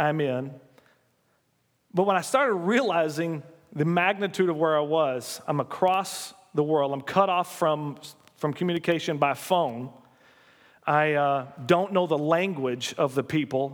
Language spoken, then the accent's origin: English; United States; as an American